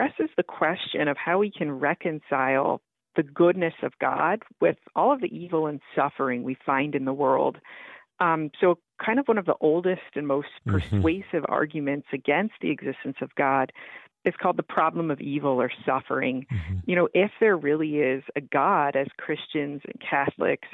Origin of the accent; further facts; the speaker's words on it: Florida, United States; moved away as an adult; I was a competitive swimmer growing up in Florida